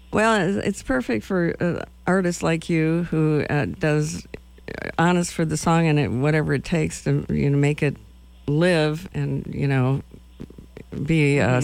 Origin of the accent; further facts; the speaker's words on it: Madison, Wisconsin, United States; moved away; I'm from Madison